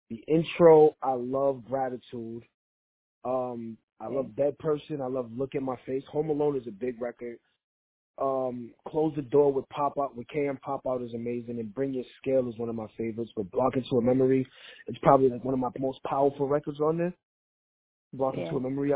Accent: New York City, New York, United States; I was growing up in Brooklyn, New York in the 90s

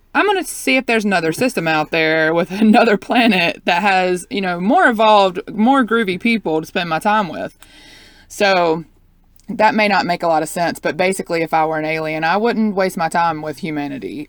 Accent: Southeast, United States; I grew up in the Southeast

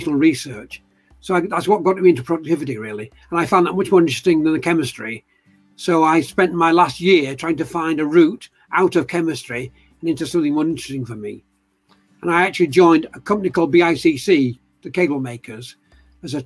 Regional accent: Eccles, North West England, United Kingdom; now in Leeds, United Kingdom; I was born in Manchester, actually, at a place called Eccles.

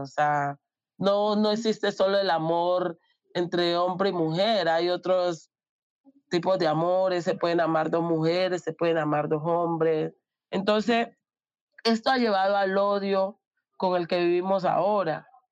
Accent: Tumaco, Nariño, Colombia; moved away; yo soy de Tumaco, de una población super machista

